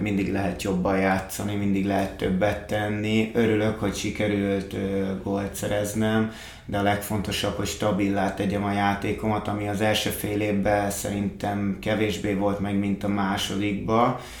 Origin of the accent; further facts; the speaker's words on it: Hungary; fiatalok, magyarok vagyunk